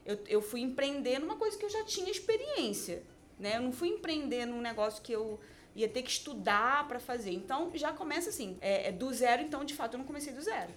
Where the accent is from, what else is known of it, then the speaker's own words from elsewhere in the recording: Niterói, Rio de Janeiro, Brazil; em Niterói, né? Que é uma cidade do Rio de Janeiro, então eu sou de lá.